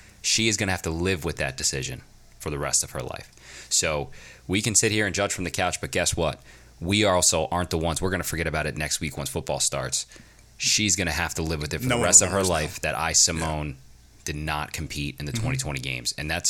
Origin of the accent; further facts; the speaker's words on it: United States; I'm an American.